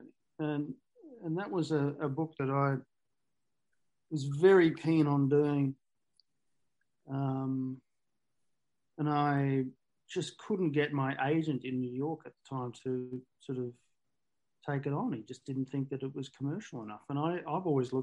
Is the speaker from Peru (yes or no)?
no; Australia; I'm an Australian writer